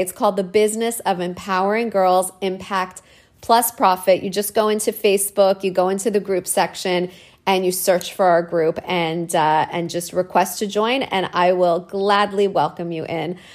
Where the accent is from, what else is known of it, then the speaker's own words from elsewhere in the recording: Canada; I'm a woman and I'm Canadian.